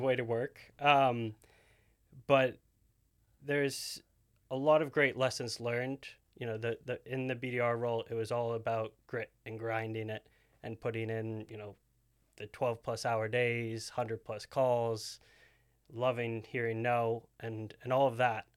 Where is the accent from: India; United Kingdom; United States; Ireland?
United States; New Hampshire; moved away as an adult; I'm, I'm originally from New Hampshire, so East Coast, completely different side of the country